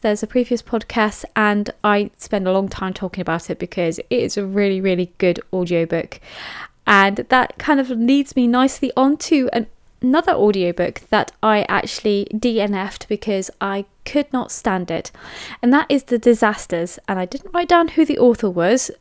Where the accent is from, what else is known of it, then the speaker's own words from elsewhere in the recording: England, United Kingdom; I am English